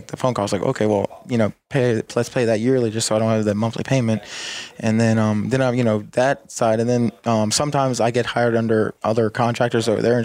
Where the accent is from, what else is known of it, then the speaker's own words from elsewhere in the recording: Woodbridge, Virginia, United States; basically Woodbridge, Virginia / Dumfries, Prince William County. I'm from Virginia